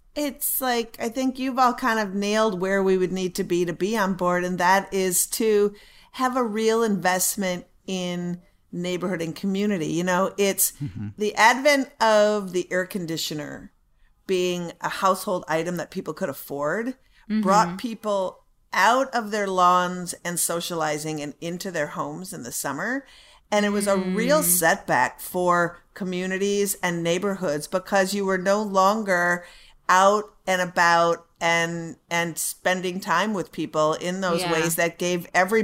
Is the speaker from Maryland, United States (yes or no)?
no; Minneapolis, Minnesota, United States; I grew up in Minneapolis. So I lived within the city